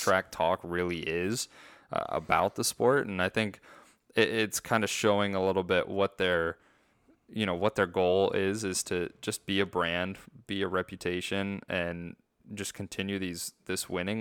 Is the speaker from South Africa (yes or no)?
no; United States; as an American